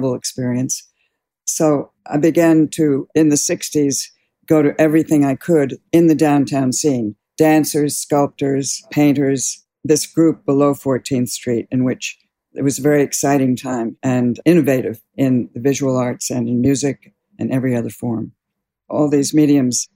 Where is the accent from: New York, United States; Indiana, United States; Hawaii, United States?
New York, United States; New York City; I was born in New York City, and I grew up here most of my life.